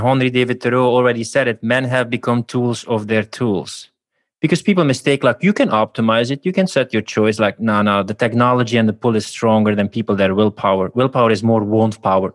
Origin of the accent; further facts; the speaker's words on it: Belgium; now in Budapest, Hungary; Belgium originally, I'll even Budapest right now